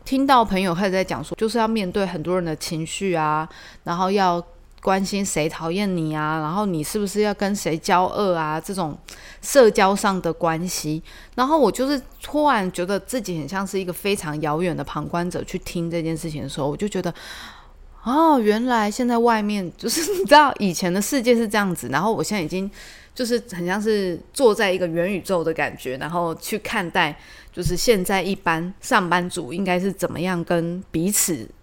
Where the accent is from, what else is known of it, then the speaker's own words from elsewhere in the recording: Tainan, Taiwan; 我以前是住在中西区，就是台南中西区